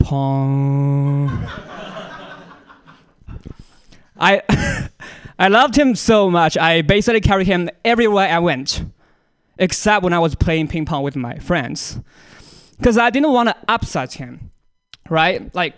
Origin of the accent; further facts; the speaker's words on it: China; moved away; I'm also from China